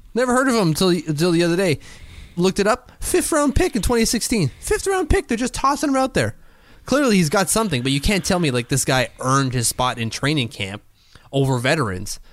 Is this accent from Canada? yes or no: yes; Canada; As a Canadian